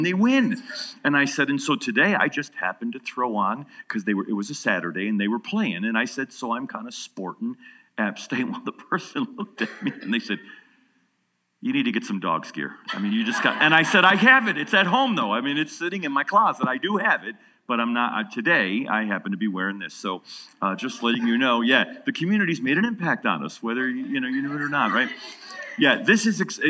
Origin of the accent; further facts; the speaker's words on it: New York, United States; now in Atlanta, United States; I'm from New York." I said, but I live in Atlanta